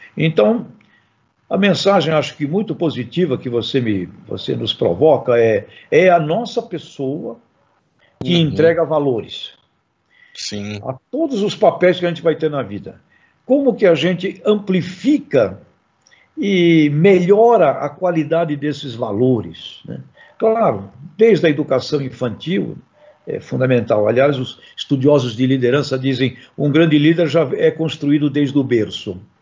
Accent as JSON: {"language": "Portuguese", "town": "Santos", "region": "São Paulo", "country": "Brazil", "said": "Eu sou santista"}